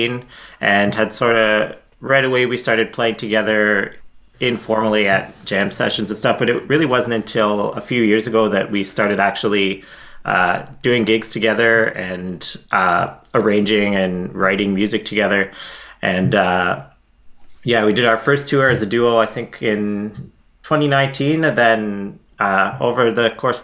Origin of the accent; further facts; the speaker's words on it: Ottawa, Ontario, Canada; now in Manitoba, Canada; growing up in Ottawa